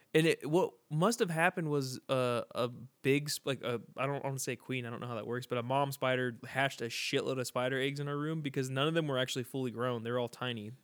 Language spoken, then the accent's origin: English; San Bernardino, California, United States; we're very poor from San Bernardino